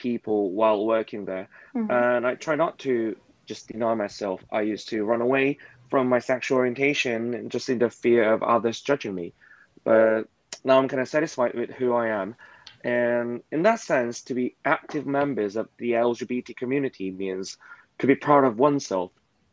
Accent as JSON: {"language": "English", "country": "South Korea", "tie": "born or raised there", "said": "I'm from South Korea"}